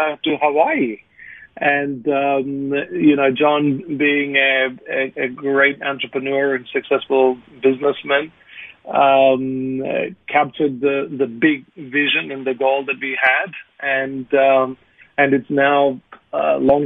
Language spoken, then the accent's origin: English; India; moved away as an adult; now in Australia; being born an Indian